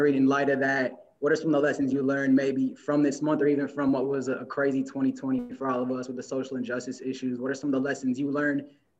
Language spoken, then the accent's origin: English; Michigan, United States; an Asian American who grew up in Michigan